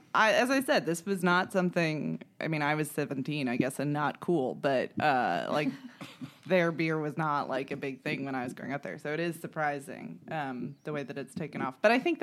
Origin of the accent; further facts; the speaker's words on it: Munster, Indiana, United States; moved away; But yeah, I am from Munster, Indiana.